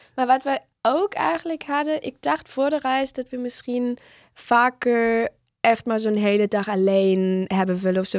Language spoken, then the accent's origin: Dutch; Northern Germany, Germany; Dutch is a second language; moved away; ik kom uit Noord-Duitsland